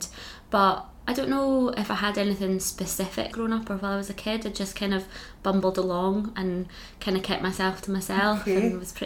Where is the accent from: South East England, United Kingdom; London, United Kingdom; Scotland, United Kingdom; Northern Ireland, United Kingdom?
Scotland, United Kingdom; Aberdeenshire; I'm from Aberdeenshire originally, which is one of the flattest parts of Scotland